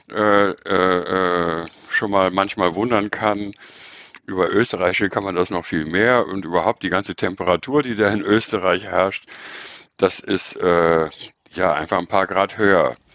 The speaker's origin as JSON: {"language": "German", "region": "North Rhine-Westphalia", "country": "Germany", "tie": "born or raised there", "said": "ich bin in, politisch in Köln sozialisiert. Ja, ich bin also im Rheinland aufgewachsen, kenne den rheinischen Klüngel"}